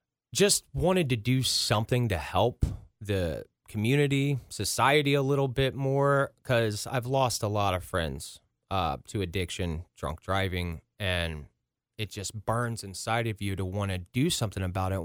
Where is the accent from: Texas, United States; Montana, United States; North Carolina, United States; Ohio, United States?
Ohio, United States; Ross; also born or lived in Princeton, Ohio; I grew up in Ross, Ohio.